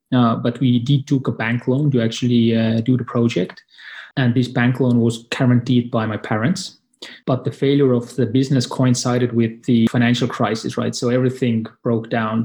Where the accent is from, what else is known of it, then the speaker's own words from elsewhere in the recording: Estonia; I'm from Estonia, and it's a neighboring country